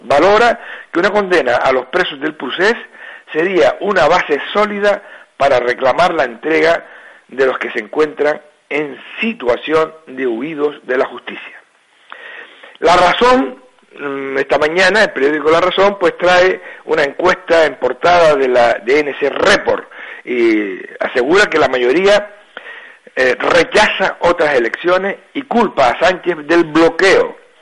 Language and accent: Spanish; Gran Canaria, Canary Islands, Spain; los que somos de Gran Canaria